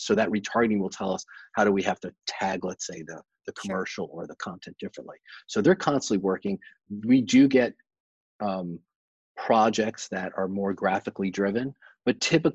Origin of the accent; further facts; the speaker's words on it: New York, United States; moved away; New York in January, you know, my hometown